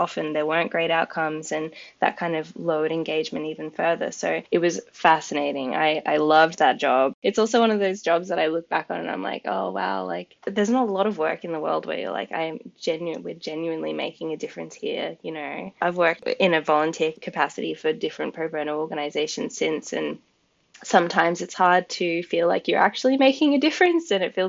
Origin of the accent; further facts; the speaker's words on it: United Kingdom; But also, I'm a British citizen and I've always wanted to live over here.